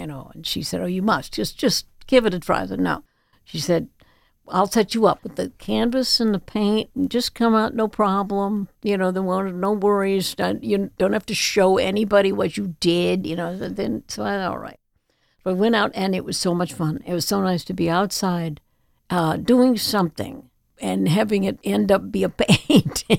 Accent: Chapel Hill, North Carolina, United States; now in Martha's Vineyard, United States; we grew up in Chapel Hill, North Carolina, which I love also

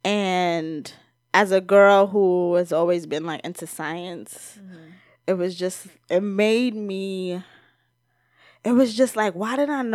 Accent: United States; I'm an American

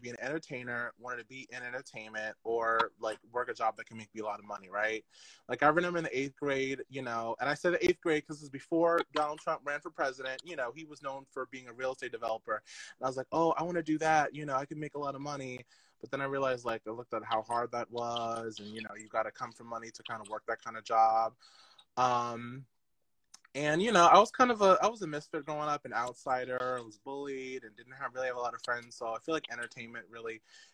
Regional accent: Long Island, New York, United States; also born or lived in Queens, New York; So I'm from Long Island, New York.

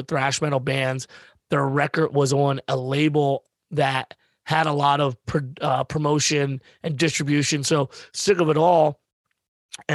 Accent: Pennsylvania, United States; we're all from Pennsylvania

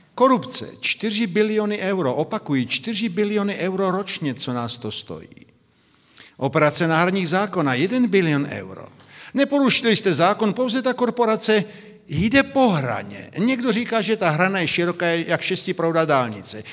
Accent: Brno, South Moravian Region, Czechia; now in Slovakia; Já jsem z Brna, by to bylo zřejmé, tedy jsem Moravák narozením, pak žijí na Slovensku, jsou Slovák

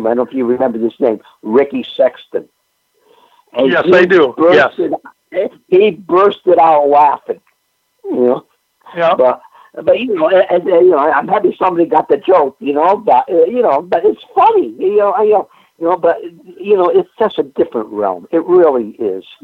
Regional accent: Northeast, United States; I was extremely fortunate uh, in uh, growing up in the Northeast here with the access of various TV stations we we we had.

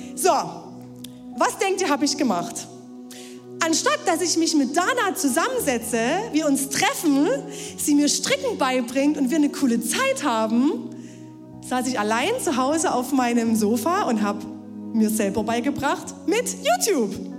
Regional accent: Ore Mountains, Saxony, Germany; now in Leipzig, Germany; ins Erzgebirge, in meine Heimat

